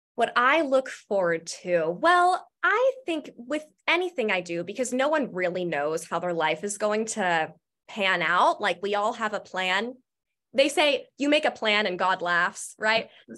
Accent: Marietta, Georgia, United States; I grew up in Marietta, and I went to Wheeler High School

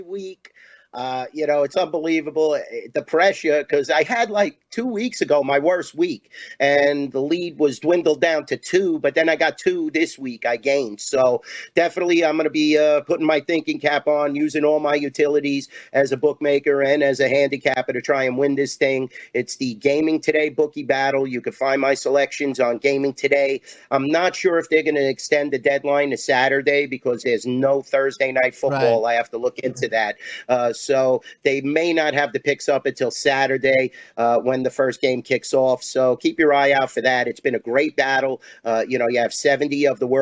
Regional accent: New York, United States; I'm from New York

